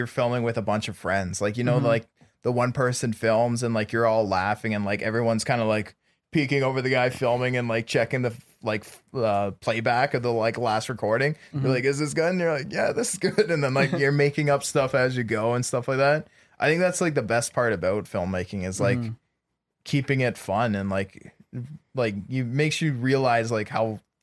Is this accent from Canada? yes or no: yes; Canada; moved away; I'm from Canada